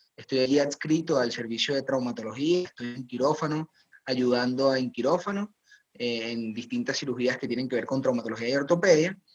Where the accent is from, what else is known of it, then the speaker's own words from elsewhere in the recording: Venezuela; moved away as an adult; now in Spain; Como médico venezolano, crecí en una estructura eh, sanitaria bastante precaria